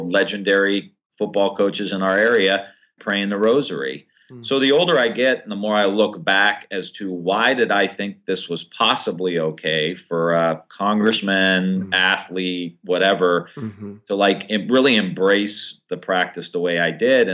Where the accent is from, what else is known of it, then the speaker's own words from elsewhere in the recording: Ohio, United States; I'm from Ohio, which is a very busy political state